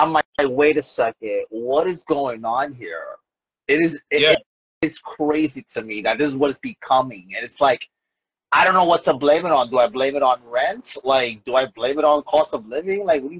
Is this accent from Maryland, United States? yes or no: no; New York City, New York, United States; now in New Jersey, United States; I'm originally from New York, but I live in Jersey, but like, it's so crazy how, I'm from Brooklyn, so I in Williamsburg by the BQE, the Brooklyn Queens Expressway.